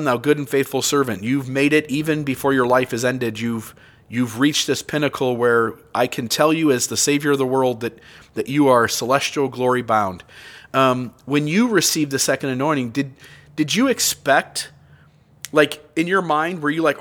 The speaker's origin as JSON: {"language": "English", "country": "United States", "said": "as a American who joins the church"}